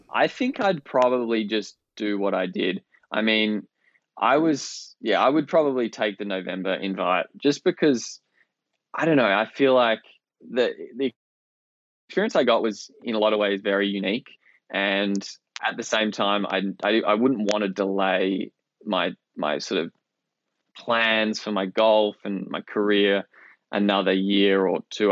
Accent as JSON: {"language": "English", "town": "Perth", "region": "Western Australia", "country": "Australia", "tie": "born or raised there", "also_born_or_lived": "Melbourne, Australia / St Andrews, Scotland", "moved": "as an adult", "said": "coming from Australia, other side of the world"}